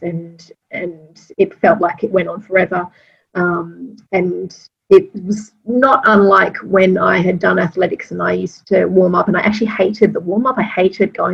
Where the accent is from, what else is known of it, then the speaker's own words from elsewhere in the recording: Sydney, New South Wales, Australia; moved away; I'm from Sydney originally